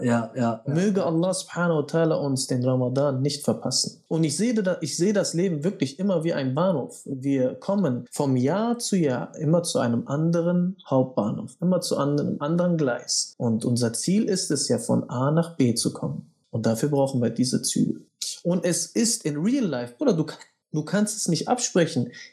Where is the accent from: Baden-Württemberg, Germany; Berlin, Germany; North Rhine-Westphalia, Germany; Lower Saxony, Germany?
North Rhine-Westphalia, Germany; Bielefeld; Ich komme aus Bielefeld